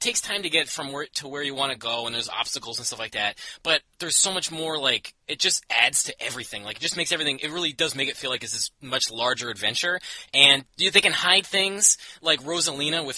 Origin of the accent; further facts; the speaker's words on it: Canada; I'm from Canada